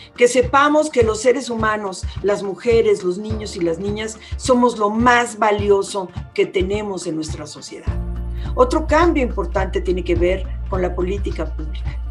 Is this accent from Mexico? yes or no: yes; Mexico; como mexicanos y mexicanas